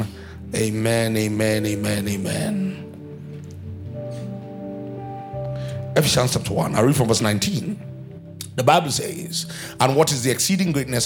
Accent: Nigeria; born or raised there

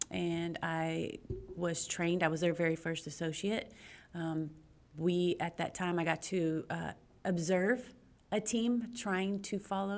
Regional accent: Pearland, Texas, United States; I'm from Pearland, Texas. Awesome. And I've been here my whole life.

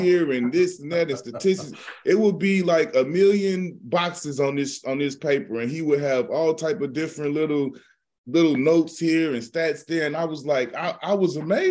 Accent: Midwest, United States; moved away; I'm not from the West Coast. I'm from the Midwest, so they really don't know me right like that out West

